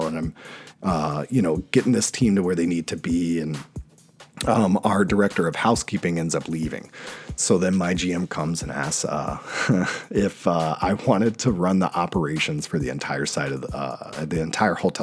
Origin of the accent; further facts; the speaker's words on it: North Carolina, United States; moved away as an adult; also born or lived in New York City, United States; now in Washington, DC, United States; my hometown in North Carolina